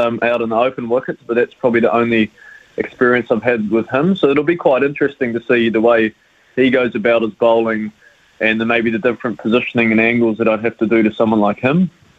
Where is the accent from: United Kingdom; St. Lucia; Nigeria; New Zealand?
New Zealand; Auckland; moved away as an adult; now in Christchurch, New Zealand; Yeah, I'm from Auckland initially. I did all my age group cricket through Auckland